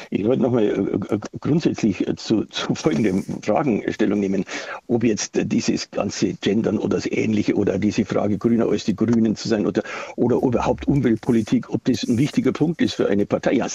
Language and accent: German; Bavaria, Germany; Quasi selbst in meiner, in meiner Heimatstadt, also wo ich meinen Wahlkreis habe, da habe ich immer die besten Ergebnisse, mit den besten Ergebnissen in Bayern gehabt.